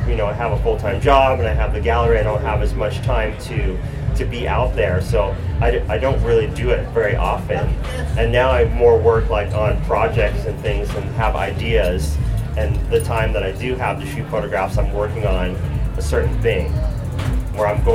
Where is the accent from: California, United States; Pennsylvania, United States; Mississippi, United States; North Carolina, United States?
California, United States; San Jose; also born or lived in New York; I was born in New York, but I've lived in San Jose since I was in the fourth grade